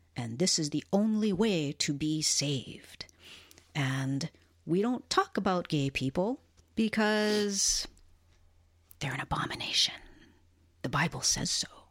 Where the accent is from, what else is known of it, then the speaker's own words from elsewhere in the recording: Hilo, Hawaii, United States; I was born and raised in a town called Hilo, on the island of Hawaii, which is part of the state and the archipelago of Hawaii